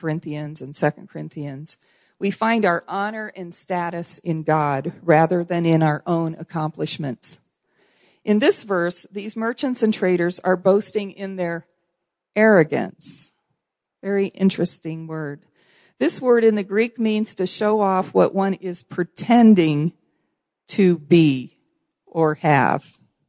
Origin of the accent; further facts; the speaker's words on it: Haiti; I'm also a missionary kid. That's a strong identity issue for me. And I grew up in Haiti. My parents were pioneer missionaries there in Haiti.